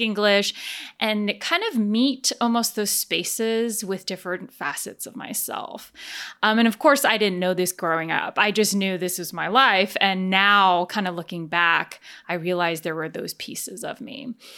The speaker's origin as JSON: {"language": "English", "region": "New Jersey", "country": "United States", "tie": "born or raised there", "also_born_or_lived": "Taiwan", "said": "then we immigrated to the United States. And we kind of landed basically in New Jersey, where I spent most of my childhood"}